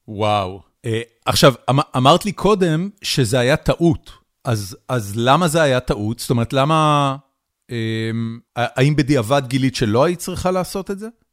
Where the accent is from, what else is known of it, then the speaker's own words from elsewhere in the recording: Haifa, Haifa District, Israel; moved away as an adult; גדלנו ביחד בחיפה, שני רחובות אחד ליד השני